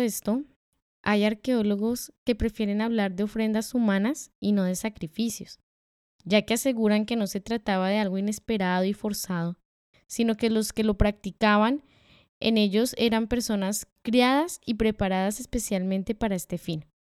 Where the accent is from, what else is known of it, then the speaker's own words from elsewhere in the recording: Colombia; Nosotras como colombianas